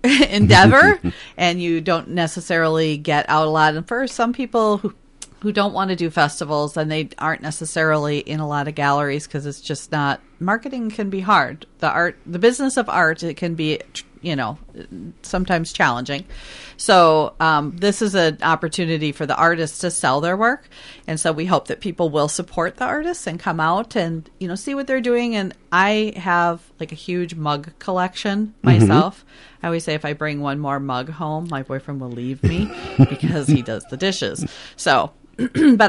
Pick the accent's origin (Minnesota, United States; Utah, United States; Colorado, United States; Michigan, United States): Minnesota, United States; Richfield; I grew up in Richfield, which is, you know, first ring suburb of Minneapolis